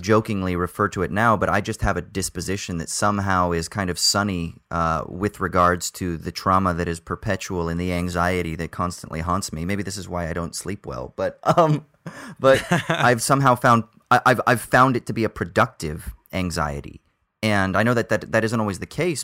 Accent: United States; accent: American; moved away; my American accent

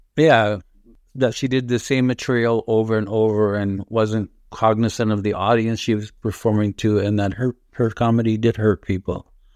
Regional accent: Toronto, Ontario, Canada; English is a second language; also born or lived in Lebanon; I grew up in Rexdale and, uh, my parents lived till my dad died behind Rexdale Plaza

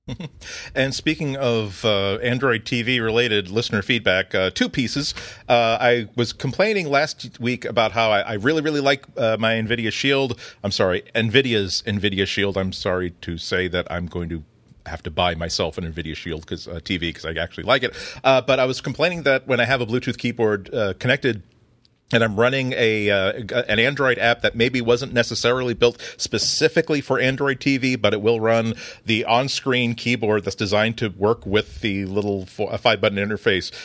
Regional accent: United States; I'm an American

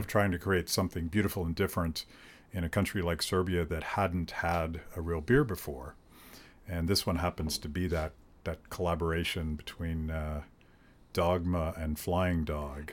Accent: United States; I'm an American

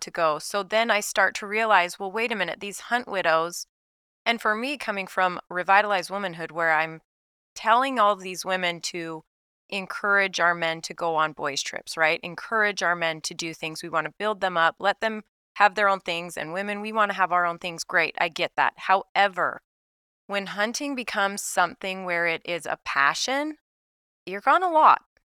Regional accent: Salt Lake City, Utah, United States; moved away as an adult; now in Saint George, United States; so I'm from Salt Lake City, so I'm from northern Utah, a suburb of Salt Lake, so that's where I was raised.

